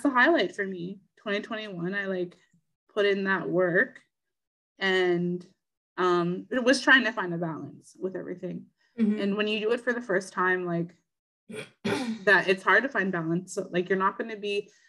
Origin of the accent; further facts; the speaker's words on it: Northern Ontario, Canada; now in Southern Ontario, Canada; we live in Southern Ontario and we're from the North.